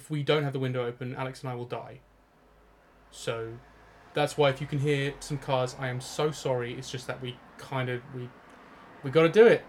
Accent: Norwich, East of England, United Kingdom; we come from Norwich and we live in Norwich.

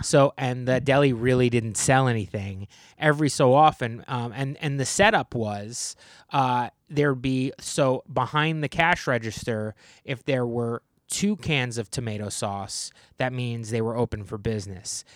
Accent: New Jersey, United States; I grew up in New Jersey

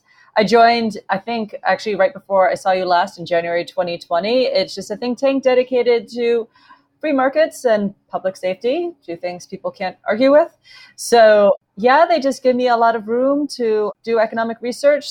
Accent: United States; moved away as an adult; also born or lived in Edinburgh, United Kingdom; I'm American, but I did my university years in Edinburgh.

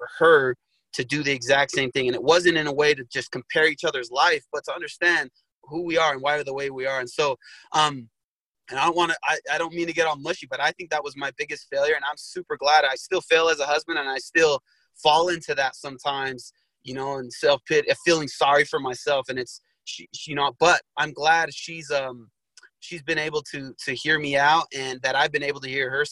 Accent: Sandy, Utah, United States; Utah's definitely home. It's where I've spent most of my life. I grew up in Sandy, Utah

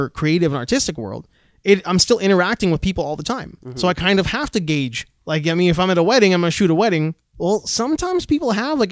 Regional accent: Canada; I was born in Canada. I don't really have an accent.

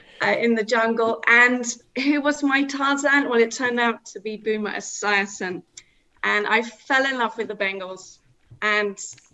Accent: Cambridge, East of England, United Kingdom; moved away as an adult; now in Isle of Anglesey, United Kingdom; I'm originally from Cambridge, and I came up to Anglesey for work.

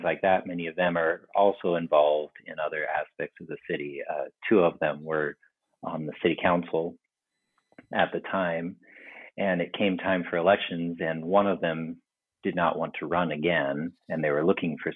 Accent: Tulsa, Oklahoma, United States; moved away as an adult; also born or lived in Colorado / Des Moines, Iowa; now in Lohrville, United States; we moved to Tulsa, Oklahoma for the remainder of it

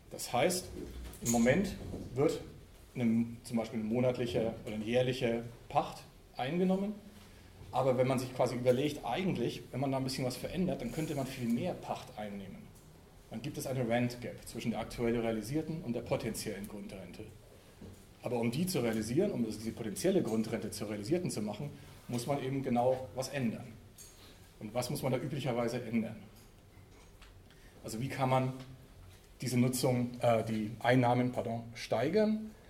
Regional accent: Frankfurt, Hesse, Germany; in Berlin, in Frankfurt, wo ich herkomme und in anderen Städten, skandalisiert wird.

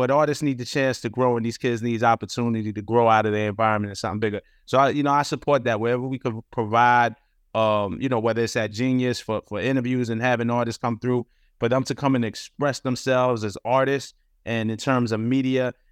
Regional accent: New York City, New York, United States; I'm from Brooklyn

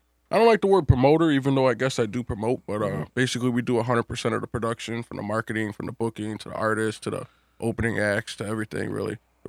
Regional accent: Chicago, Illinois, United States; I'm from the South Side, so I know all about that. I'm from 35th and Halsted.

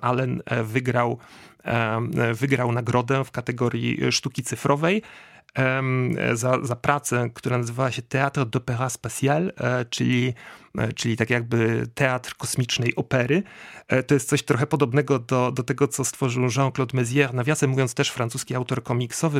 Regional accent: Łódź, Łódź Voivodeship, Poland; ja jestem z Łodzi um, i, i, i, u nas w Łodzi

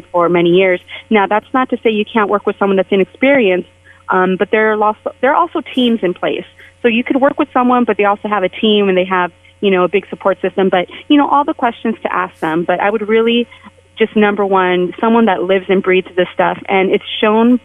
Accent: San Jose, California, United States; moved away as an adult; also born or lived in San Francisco; now in Las Vegas, United States; I was mostly raised in San Jose, but I moved to San Francisco before I came to Las Vegas

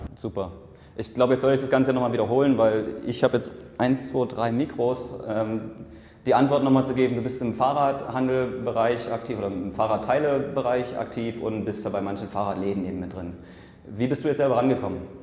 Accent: Leipzig, Saxony, Germany; moved away as an adult; haben erstmal wieder ein Jahr in Leipzig gelebt, das ist so meine Heimat

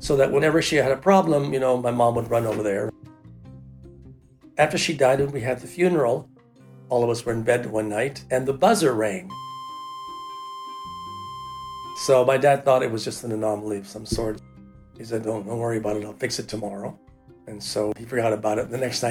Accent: Tucson, Arizona, United States; now in Toronto, Canada; I was born in 1947 in Tucson, Arizona

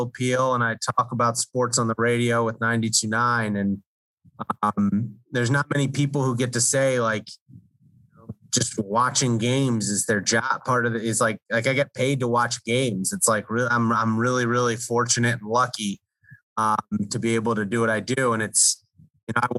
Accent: D.C., Maryland suburbs of Washington, United States; I grew up in the Washington, D.C. area in like the Maryland suburbs.

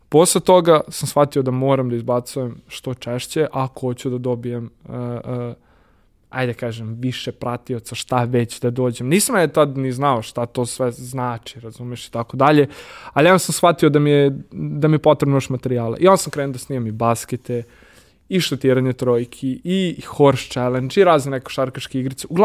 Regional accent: Serbia

